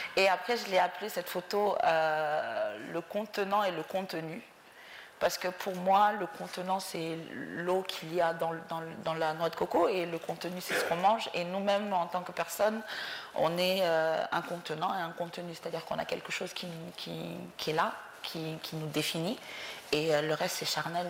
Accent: Mauritania; moved away as an adult; also born or lived in Dakar, Senegal; je suis née en Mauritanie. Euh, j'ai quitté la Mauritanie quand j'avais 25 ans

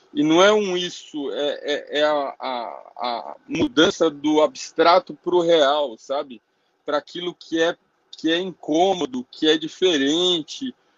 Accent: Brazil; como brasileiro

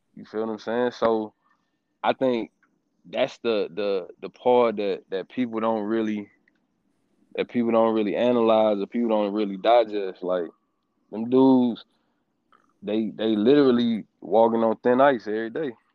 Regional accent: Stone Mountain, Georgia, United States; I'm from Stone Mountain, Georgia, man. Born, Mar- well, not born, but raised

